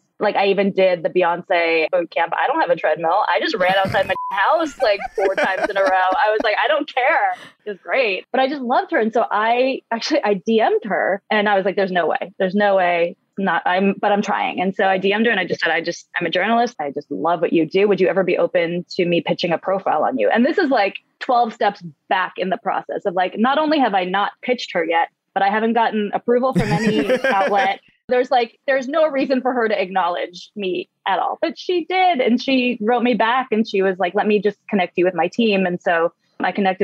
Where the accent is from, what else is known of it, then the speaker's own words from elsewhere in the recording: San Francisco, California, United States; I'm in the Bay Area. I was born and raised in San Francisco